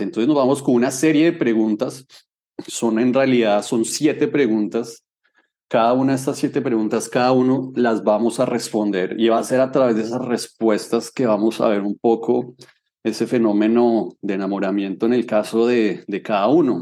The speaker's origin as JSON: {"language": "Spanish", "region": "Bogotá", "country": "Colombia", "tie": "born or raised there", "said": "yo tengo 36 años y nací en Bogotá"}